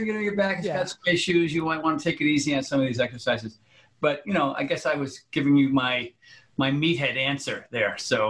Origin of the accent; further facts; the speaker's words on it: New England, United States; also born or lived in Connecticut / Rhode Island; All over the place, Army brat, but New England, Connecticut, Rhode Island, depending, but all over the country.